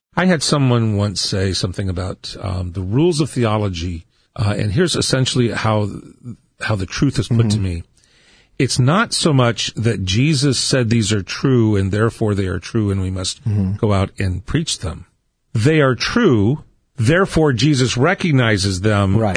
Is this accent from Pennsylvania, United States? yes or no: no; Southern California, United States; also born or lived in Ohio; growing up in Southern California in the '60s and '70s. We actually came out from Ohio mm-hmm. in 1968